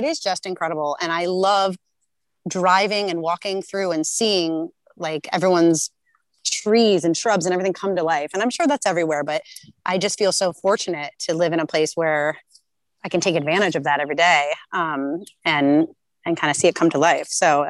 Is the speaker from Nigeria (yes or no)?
no; Glencoe, Illinois, United States; also born or lived in New Jersey; now in Summit, United States; I'm not from Jersey, and, like, never in my life did I think I'd end up in Jersey. I'm from the North Shore of Chicago in a town called Glencoe, and it's kind of just like Summit though.